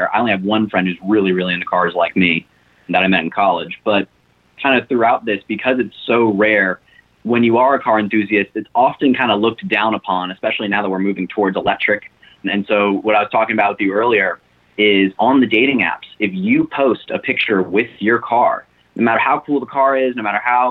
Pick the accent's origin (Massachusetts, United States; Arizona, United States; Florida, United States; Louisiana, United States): Arizona, United States; Scottsdale; moved away; also born or lived in Southern California; I grew up in Scottsdale, Arizona